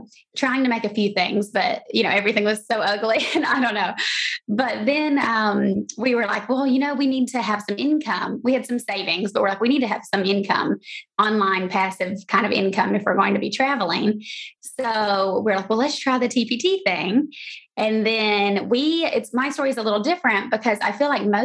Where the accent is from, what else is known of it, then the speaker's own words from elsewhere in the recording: Georgia, United States; moved away as an adult; also born or lived in San Diego; I'm from Georgia originally, and then I moved to San Diego for grad school